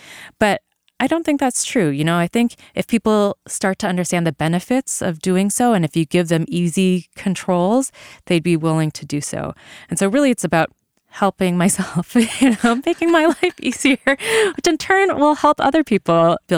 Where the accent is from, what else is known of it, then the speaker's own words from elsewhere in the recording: Vancouver, British Columbia, Canada; moved away as an adult; So I grew up in Vancouver, BC.